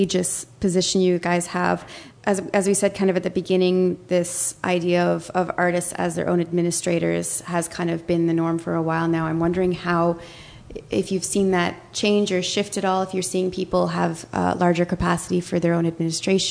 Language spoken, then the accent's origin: English; Ottawa, Ontario, Canada; I'm from Ottawa